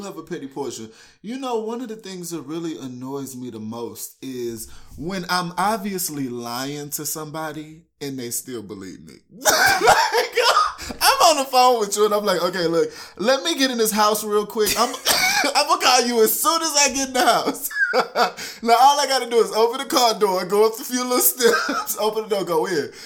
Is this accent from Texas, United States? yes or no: yes; Houston, Texas, United States; moved away as an adult; now in Iowa, United States; I'm originally from Houston, Texas